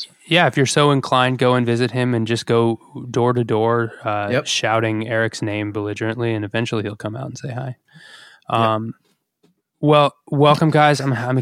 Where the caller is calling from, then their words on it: Coventry, Rhode Island, United States; I'm calling in from Coventry, Rhode Island.